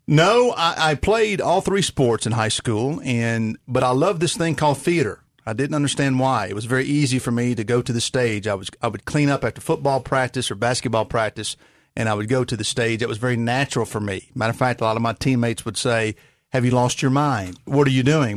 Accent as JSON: {"language": "English", "town": "Rosemark", "region": "Tennessee", "country": "United States", "tie": "born or raised there", "said": "I grew up in God's country of Rosemark, Tennessee"}